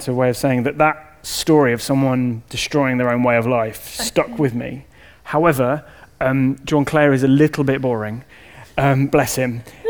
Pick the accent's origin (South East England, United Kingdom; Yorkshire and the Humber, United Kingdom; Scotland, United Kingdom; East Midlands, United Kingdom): East Midlands, United Kingdom; Okay, yes, so I'm from Northamptonshire, well, not from Northampton